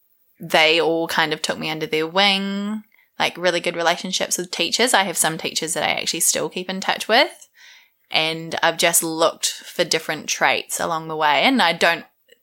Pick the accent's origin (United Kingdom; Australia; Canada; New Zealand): New Zealand; Masterton, Wellington; I grew up in Masterton, just in the Wairarapa.